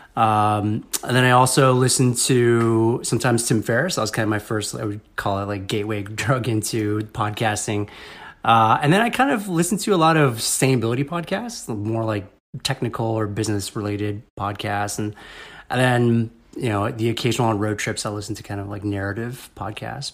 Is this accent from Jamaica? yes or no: no; Northern Virginia, United States; moved away as an adult; also born or lived in Ohio / Chicago; I was born in the Washington, D C area in Vir-, Northern Virginia